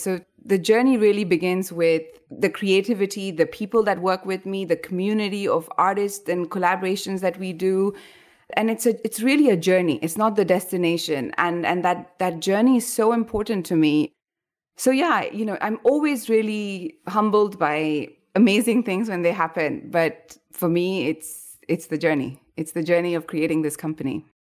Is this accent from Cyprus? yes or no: no; India; moved away as an adult; also born or lived in Rajasthan (family origin); now in Bangkok, Thailand; I moved away from India